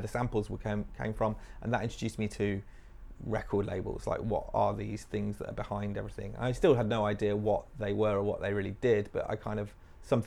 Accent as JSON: {"language": "English", "town": "Nottingham", "region": "East Midlands", "country": "United Kingdom", "tie": "born or raised there", "also_born_or_lived": "Swansea", "moved": "as an adult", "lives_now": "London, United Kingdom", "said": "I was a kid growing up in Nottingham"}